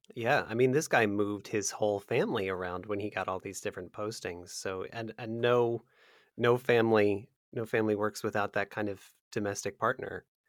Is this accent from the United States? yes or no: yes; America's Midwest, United States; I grew up in America's Midwest